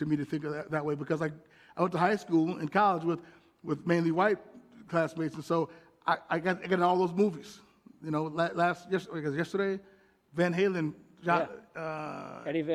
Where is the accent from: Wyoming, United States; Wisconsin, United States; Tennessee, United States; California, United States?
Wisconsin, United States; Milwaukee; moved away as an adult; also born or lived in Watertown / New Orleans / Queens, New York City; as an African-American male growing up in Milwaukee